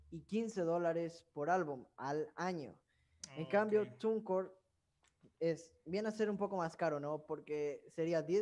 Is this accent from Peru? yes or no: no; Dominican Republic; Ah, soy dominicana, órale.